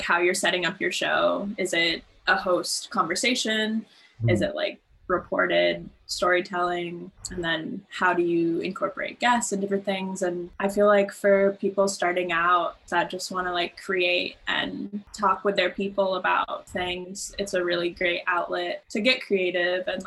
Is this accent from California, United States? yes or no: yes; San Francisco, California, United States; now in New York, United States; I'm from San Francisco